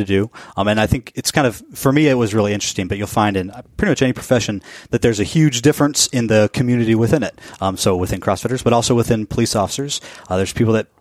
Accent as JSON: {"language": "English", "town": "Portland", "region": "Oregon", "country": "United States", "tie": "born or raised there", "also_born_or_lived": "Colorado / Arizona", "moved": "yes", "lives_now": "Seattle, United States", "said": "I grew up outside of Portland, Oregon, and in a little mountain town outside of Denver, Colorado."}